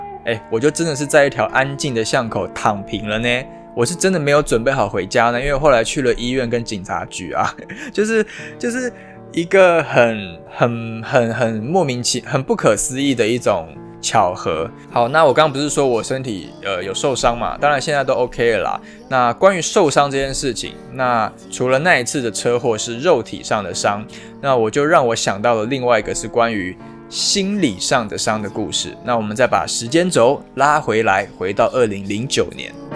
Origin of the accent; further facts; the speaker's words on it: Taipei, Taiwan; 我本身是台北人，那所以如果能够在北部当兵，当然是最好的，因为离家很近